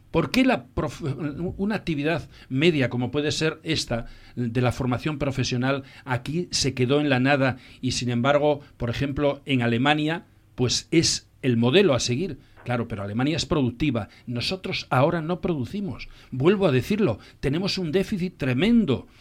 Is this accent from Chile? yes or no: no; Asturias, Spain; como éramos asturianos